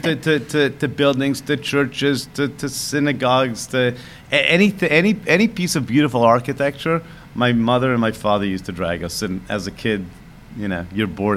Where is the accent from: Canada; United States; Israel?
Israel; moved away; I grew up in Israel, born in 1972